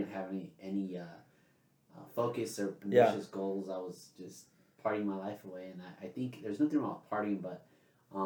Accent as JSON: {"language": "English", "area": "Imperial Valley", "region": "California", "country": "United States", "tie": "born or raised there", "moved": "yes", "lives_now": "Yuma, United States", "said": "Born and raised in Imperial Valley"}